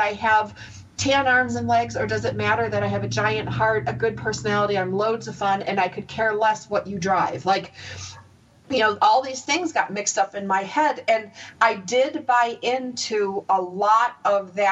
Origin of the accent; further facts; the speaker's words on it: United States; moved away; also born or lived in Los Angeles; I grew up near the Canadian border in a real small town